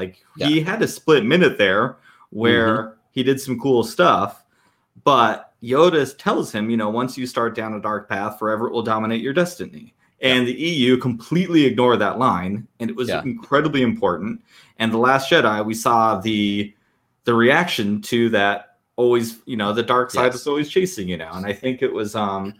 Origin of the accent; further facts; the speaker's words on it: Southwest, United States; I grew up in the desert. I grew up in the Southwest.